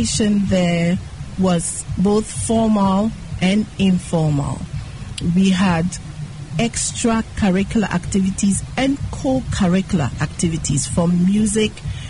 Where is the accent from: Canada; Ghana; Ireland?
Ghana; Accra, Greater Accra; also born or lived in London; we grew up in Bermaka